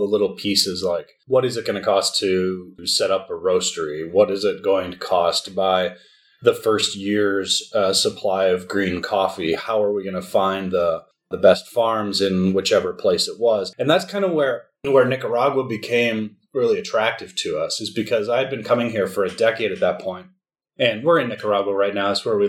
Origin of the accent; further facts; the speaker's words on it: United States; now in Italy; So we're both from the United States. We both have U.S. passports, and we were living in Italy because of your job.